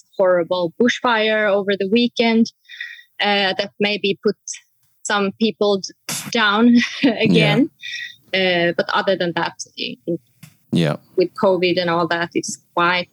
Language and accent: English; Sweden; moved away as an adult; also born or lived in Oslo, Norway; now in Cape Town, South Africa; I'm born and raised in Sweden. But then I moved to Oslo, Norway. So I have been living and working there for about 11 years before I last year moved to Cape Town.